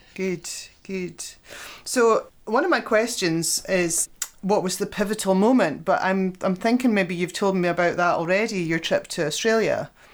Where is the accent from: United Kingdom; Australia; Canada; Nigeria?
United Kingdom; Scotland; as Scottish businesswomen